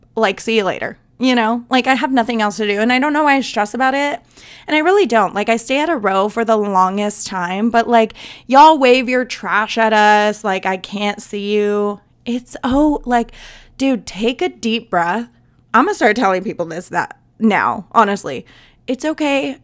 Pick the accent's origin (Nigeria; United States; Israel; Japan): United States; Southwest; I am from the South, but I'm, like, from the Southwest